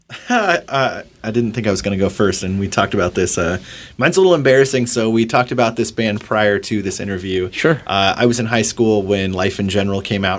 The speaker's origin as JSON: {"language": "English", "town": "Bellingham", "region": "Washington", "country": "United States", "said": "I'm from Bellingham"}